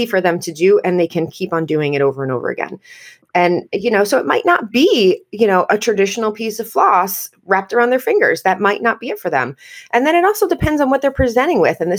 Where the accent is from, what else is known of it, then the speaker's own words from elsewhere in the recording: United States; I am your American dental hygienist host